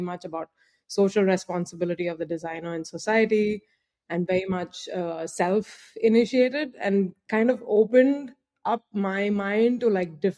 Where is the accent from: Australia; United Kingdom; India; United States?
India; Andhra Pradesh; I'm originally from India. I was born in a southern state called Andhra Pradesh, but really moved about quite a lot because of my father's job.